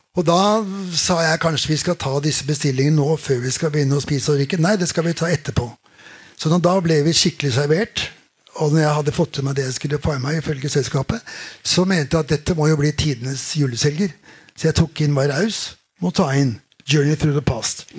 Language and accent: Norwegian; Oslo, Norway; vokste opp på Keiserløkka, der jeg vokste opp